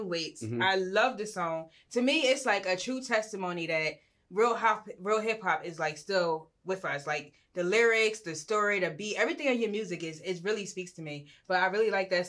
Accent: Philadelphia, Pennsylvania, United States; I'm from Philly. I was born in Philly, North Philly

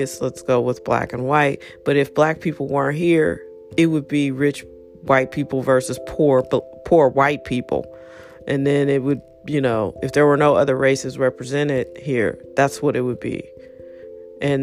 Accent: United States; me being an American

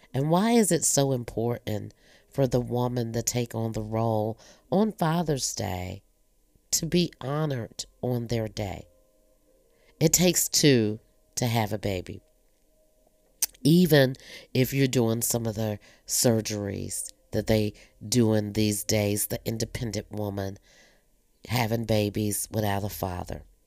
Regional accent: North Carolina, United States; also born or lived in Virginia; we moved to North Carolina from Virginia. I had to be every bit of maybe eight, nine years old

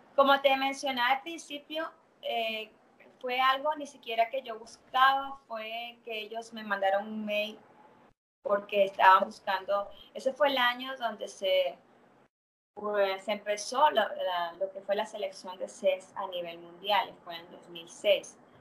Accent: Venezuela; moved away as an adult; also born or lived in Mexico / Canada; now in Santo Domingo, Dominican Republic; soy venezolana, pero me mudé a México en el 2000

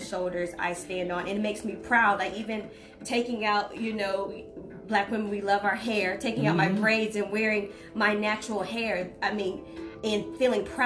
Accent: United States; I'm from Polk County

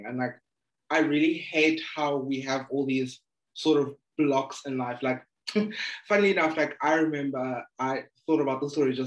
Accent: Eastern Cape, South Africa; I'm from the Eastern Cape.

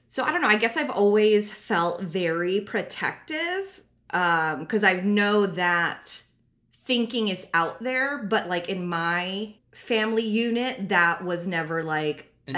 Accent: Japan; But actually, I honestly, like, we grew up in Japan. There's national health care there, and it's fucking working fine.

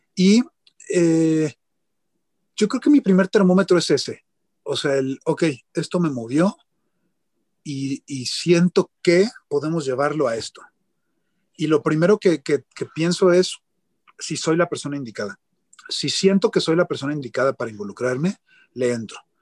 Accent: Mexico; soy un productor de México

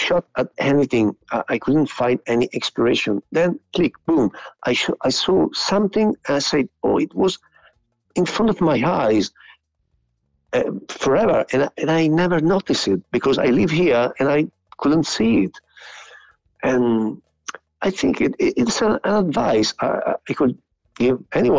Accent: Piacenza, Emilia-Romagna, Italy; English is a second language; my hometown. That, as you said, it is a very small city

